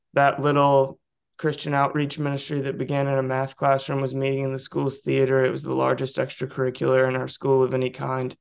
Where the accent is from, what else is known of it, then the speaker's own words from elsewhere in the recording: Southeast, United States; I grew up in the Southeast